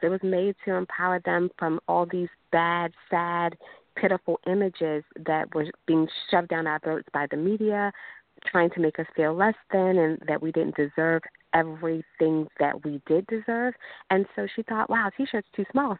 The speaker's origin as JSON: {"language": "English", "region": "Maryland", "country": "United States", "said": "my home state"}